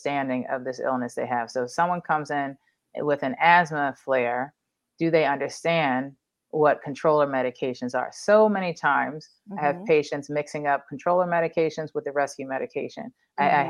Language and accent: English; Philadelphia, Pennsylvania, United States; growing up in the Northeast in Philly